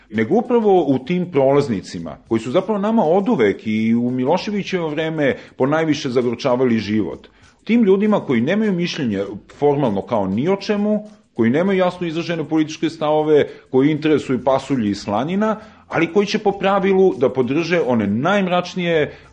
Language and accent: Croatian; Serbia